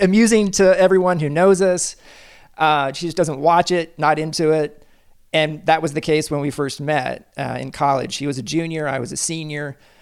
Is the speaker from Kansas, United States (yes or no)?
yes; Kansas City, Kansas, United States; I grew up in Kansas City on the Kansas side